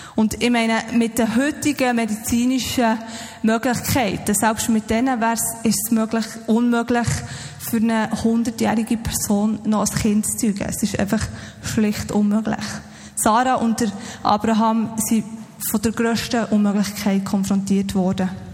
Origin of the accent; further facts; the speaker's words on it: Switzerland; uns als Schweizer